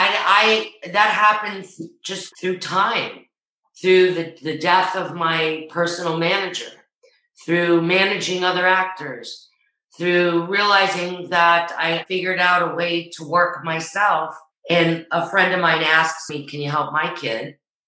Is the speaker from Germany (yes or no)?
no; New Rochelle, New York, United States; I'm from New Rochelle.